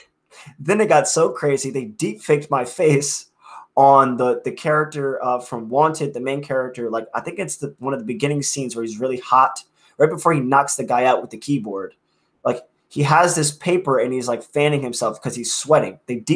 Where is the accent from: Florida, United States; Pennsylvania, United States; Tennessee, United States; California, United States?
Pennsylvania, United States; Philadelphia; now in Harlem, United States; And I'm from Philly, Philadelphia, Pennsylvania.